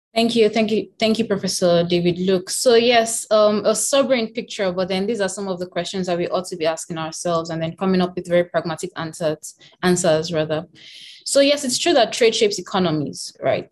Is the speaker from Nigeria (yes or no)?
yes; Nigeria; I come from Nigeria